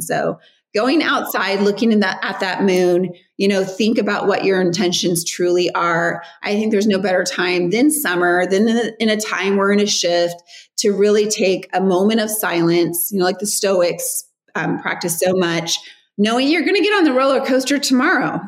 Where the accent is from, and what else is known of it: Riverside, California, United States; born or raised there; moved away